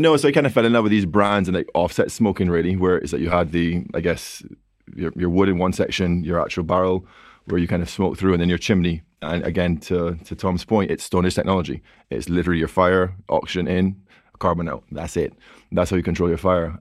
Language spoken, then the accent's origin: English; Barbados; now in London, United Kingdom; I'm from Barbados, so, you know, twenty-seven degrees Celsius, you grew up outdoors